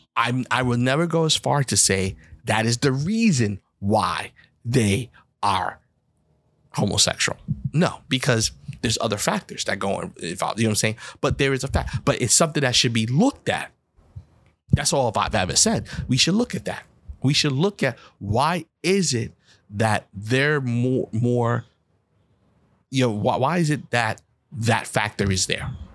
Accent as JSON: {"language": "English", "country": "United States", "said": "when you're a black person in America, I can't hide and say I'm something else"}